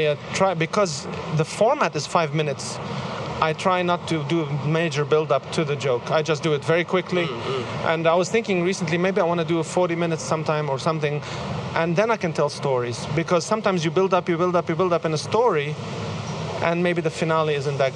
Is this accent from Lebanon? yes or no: yes; Lebanon; first language Arabic; English is a second language; now in Sydney, Australia; I was born in Lebanon, I speak Lebanese. We learn Arabic, English